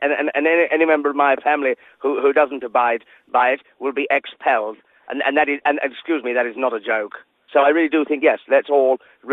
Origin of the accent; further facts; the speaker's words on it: England, United Kingdom; And I do have a lot of issues around immigration. I'm English.